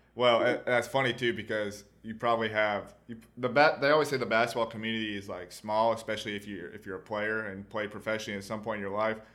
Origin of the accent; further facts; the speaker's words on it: Tennessee, Georgia, the South, United States; I'm also from the South too. I'm not I'm not from from Bama, but you know I'm from Tennessee, Georgia